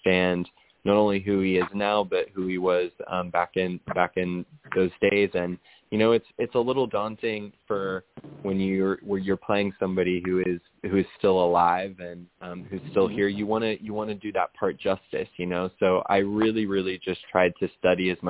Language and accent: English; Oklahoma, United States; I'm from Oklahoma, and still live here to this day